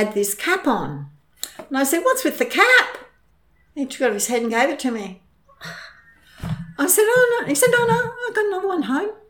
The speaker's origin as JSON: {"language": "English", "area": "near Inglewood", "region": "Queensland", "country": "Australia", "tie": "born or raised there", "said": "I'm not very far from my hometown"}